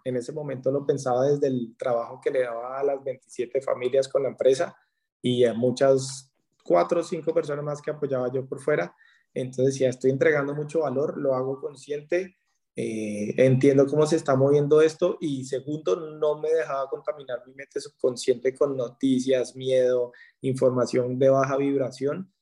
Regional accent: Colombia; En la pandemia en mi país andaba por Bogotá

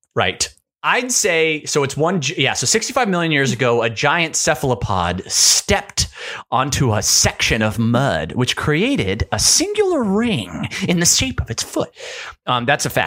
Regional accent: United States; I grew up in Tahoe, in the, kind of in the woods

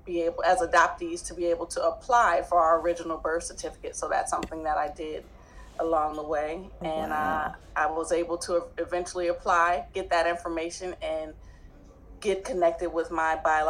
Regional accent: New Jersey, United States; accent: southern twang; I'm from New Jersey. My adopted mother is from the South. My adopted father is from Pennsylvania.

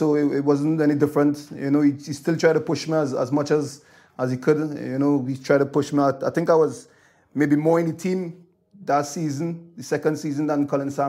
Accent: Trinidad & Tobago; moved away as an adult; now in Scotland; growing up in Trinidad

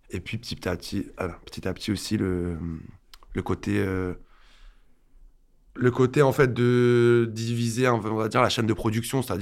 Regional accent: Alès, Occitania, France; moved away as an adult; now in Paris, France; à Alès une ville du sud un peu perdue pas loin de Nîmes

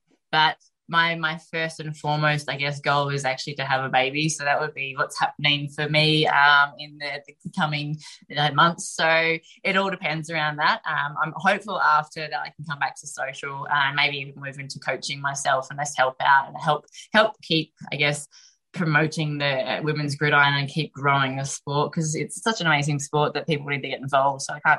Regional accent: Australia; to actually represent Australia, donning the green and gold, and actually walking out to that field as an Australian representative is one of the best feelings that you'd ever have.

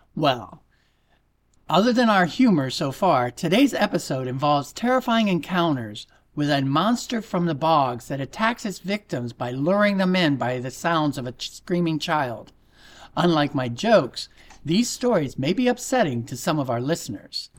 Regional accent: United States; also born or lived in Florida; I'm an American faking a British accent

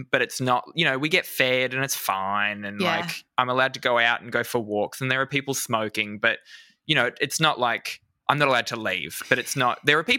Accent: Australia; I'm Australian.

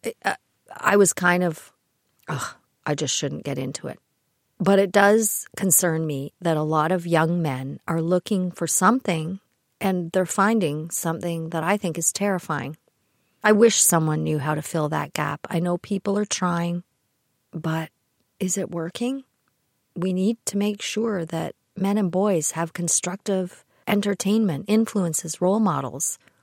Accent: Kitchener, Ontario, Canada; I grew up in the Kitchener area

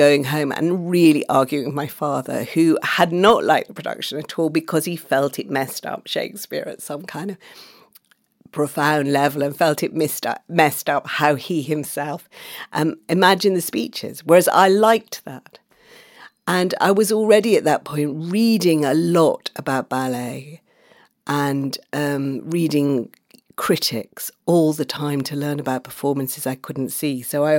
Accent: Manchester, North West England, United Kingdom; also born or lived in Oxford; So that I was growing up in Manchester and Oxford, where my family moved.

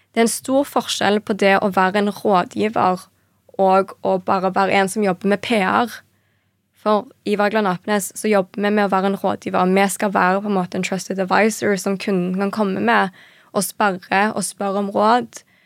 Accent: Stavanger, Rogaland, Norway; moved away as an adult; also born or lived in Paris / Copenhagen; Født og oppvokst i Stavanger

